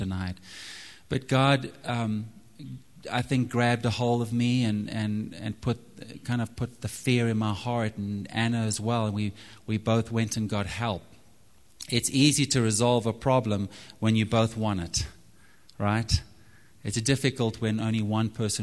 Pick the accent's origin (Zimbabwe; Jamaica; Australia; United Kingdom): Zimbabwe; moved away as an adult; also born or lived in Texas; now in United States; I'm from Zimbabwe, and so I love the outdoors. We used to go hunting a lot growing up